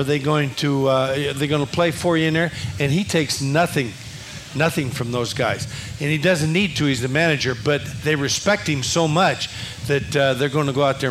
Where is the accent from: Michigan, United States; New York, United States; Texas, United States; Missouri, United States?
Missouri, United States; Kansas City; I grew up in Kansas City